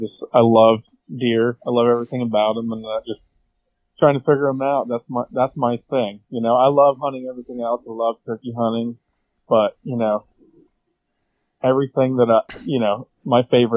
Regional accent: United States; So I'm from Columbia County. 30 years old. I work for the state. I do some like construction management. I was born and raised on a farm

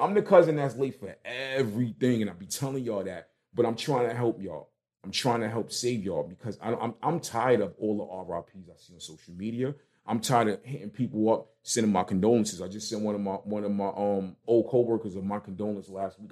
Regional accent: New York City, New York, United States; moved away as an adult; also born or lived in East Orange, New Jersey; me growing up in Brooklyn

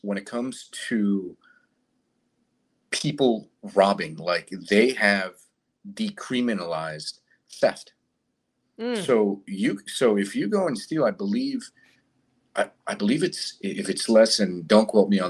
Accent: Fort Lauderdale, Florida, United States; also born or lived in Colombia; now in San Francisco Bay Area, United States; I'm originally from Colombia. I grew up in Fort Lauderdale, Florida, and I then transferred. I tell people I got kicked out of Florida, and I landed here in the San Francisco Bay Area

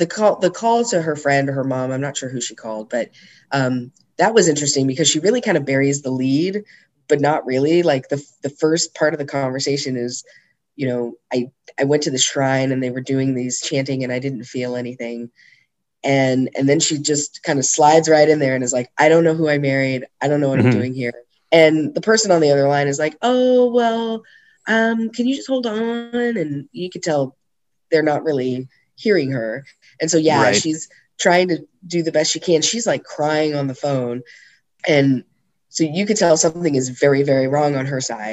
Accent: United States; I'm American

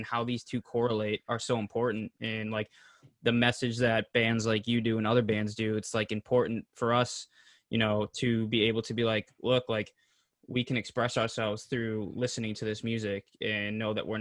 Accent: Pembroke, Massachusetts, United States; I'm from Pembroke, which is probably even further than that. It's the South Shore area of Massachusetts.

